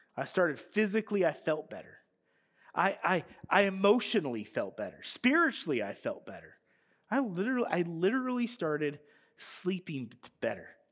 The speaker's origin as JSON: {"language": "English", "country": "United States", "tie": "born or raised there", "said": "we were growing up in America"}